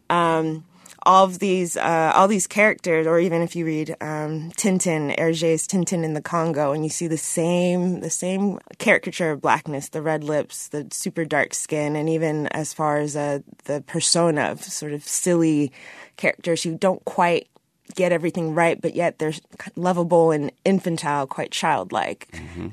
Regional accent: United States; as an American

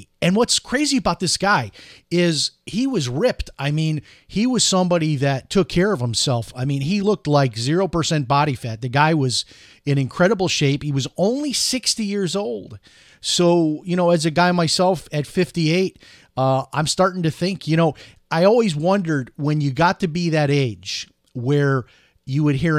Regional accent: Chicago, Illinois, United States; So growing up in Chicago, when I was in the high school marching band, every year we marched in the St. Patrick's Day parade.

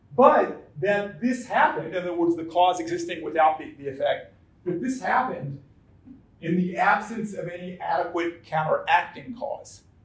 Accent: Atlanta, Georgia, United States; now in St. Paul, United States; I, I, live in St. Paul, Minnesota, but I was born and raised in Atlanta, Georgia

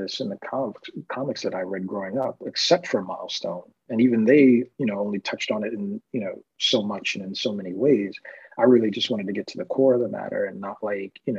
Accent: New York, United States; growing up in New York

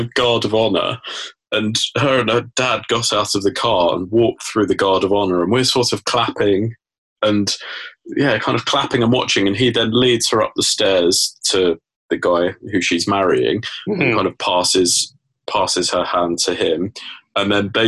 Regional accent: England, United Kingdom; I'm an Englishman abroad

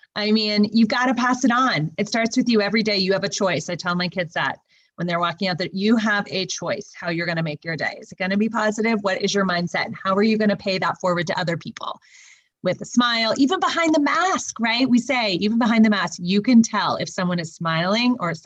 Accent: California, United States; because I'm from California

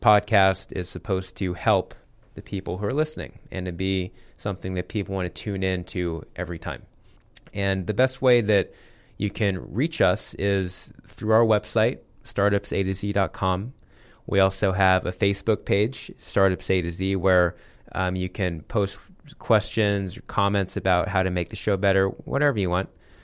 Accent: Phoenix, Arizona, United States; So I'm an Arizona native. I grew up here in Ahwatukee, kind of in the East Valley here in Phoenix.

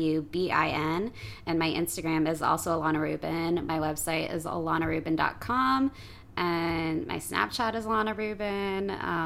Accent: Florida, United States; moved away as an adult; also born or lived in Philadelphia; now in New York, United States; I'm from Florida originally. I grew up there, was born there. And then I moved to Philadelphia for 9th and 10th grade.

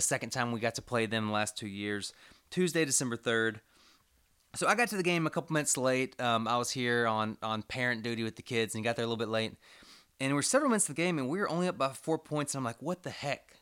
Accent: Commerce, Texas, United States; I grew up in Commerce, Texas

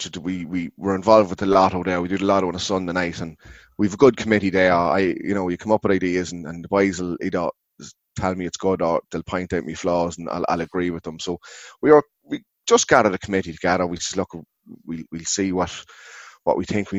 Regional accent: Ardee, County Louth, Ireland; I'm from Ardee, Clawhead

